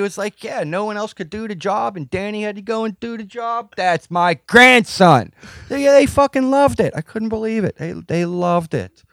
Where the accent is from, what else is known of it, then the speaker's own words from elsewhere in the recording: Pittsburgh, Pennsylvania, United States; moved away as an adult; also born or lived in Florida; I grew up in Pittsburgh.